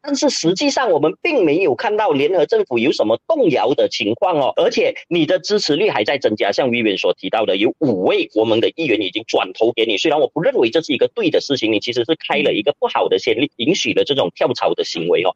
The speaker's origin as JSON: {"language": "Chinese", "region": "Johor", "country": "Malaysia", "said": "我本身是柔佛人"}